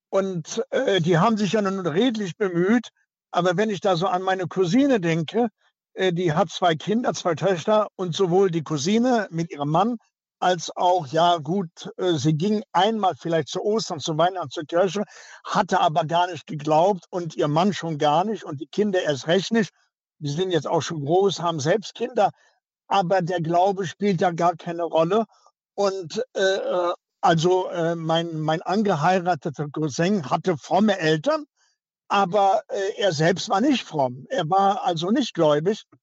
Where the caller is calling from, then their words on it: Cologne, North Rhine-Westphalia, Germany; Ich komme auch aus Köln.